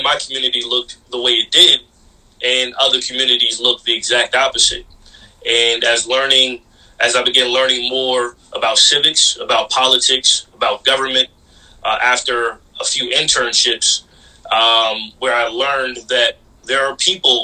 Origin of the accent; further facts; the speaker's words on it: Mount Vernon, New York, United States; my hometown of Mount Vernon